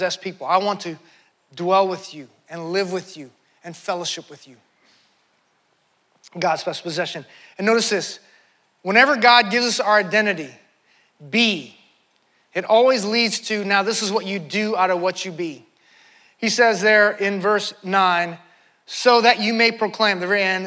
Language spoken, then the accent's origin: English; United States; I'm an American.